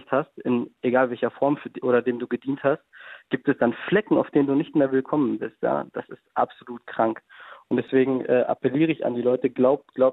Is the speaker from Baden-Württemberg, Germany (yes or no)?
no; Berlin, Germany; also born or lived in Lebanon ancestry only; Ja. Ich war immer Berliner, kennst du ja wahrscheinlich. Also wir Berliner hast ja genug von uns kennengelernt, hast ja lange hier gelebt.